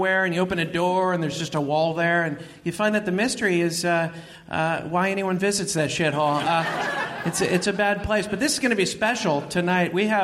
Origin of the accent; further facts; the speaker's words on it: the Bay Area, California, United States; moved away; I'm from the Bay Area originally